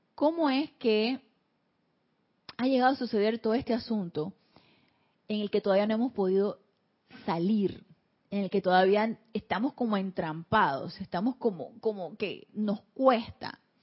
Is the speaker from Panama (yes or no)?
yes; Panama; Aquí en Panamá le llamamos historia patria a este tipo de situaciones